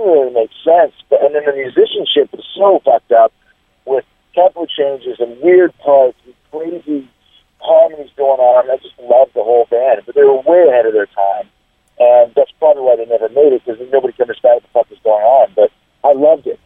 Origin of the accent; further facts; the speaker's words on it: Canada; now in Tampa, United States; growing up in Canada